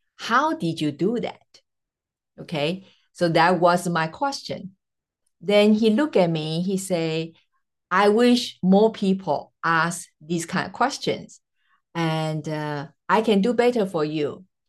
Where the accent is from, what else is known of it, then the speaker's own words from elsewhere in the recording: Taiwan; first language Mandarin; English is a second language; also born or lived in Jamaica; now in United States; well, I am originally from Taiwan, so my mother tongue is Mandarin. But after relocating over 3 continents and 3 states in USA plus Jamaica, you can pretty much just figure out all my messed up accent, right?